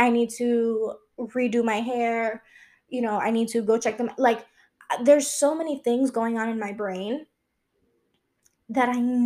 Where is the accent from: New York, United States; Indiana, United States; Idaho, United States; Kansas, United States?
New York, United States; New York City; moved away as an adult; also born or lived in Long Island; I've always lived in New York my whole life. I was born and raised there.